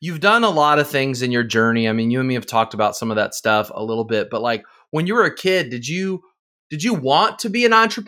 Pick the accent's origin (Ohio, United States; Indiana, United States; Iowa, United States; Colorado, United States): Indiana, United States; born or raised there